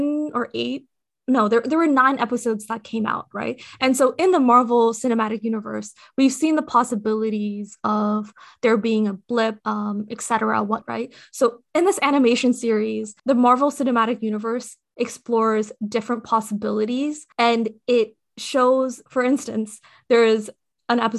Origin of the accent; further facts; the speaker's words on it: Nepal; I am from Nepal. I was born there.